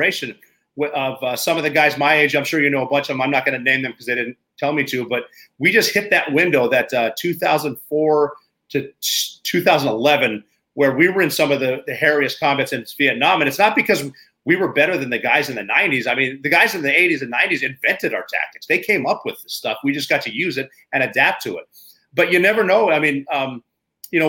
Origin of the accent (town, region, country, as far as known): Montana, United States; born or raised there; moved away as an adult